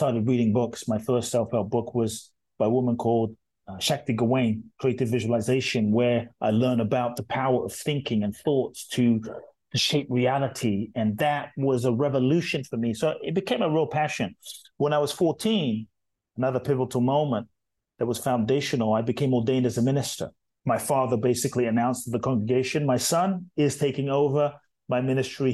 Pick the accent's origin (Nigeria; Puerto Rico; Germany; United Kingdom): United Kingdom; London; born or raised there; also born or lived in Ghana